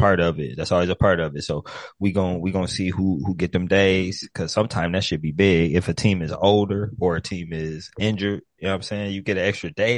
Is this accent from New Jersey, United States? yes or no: no; Ohio, United States; I'm from Ohio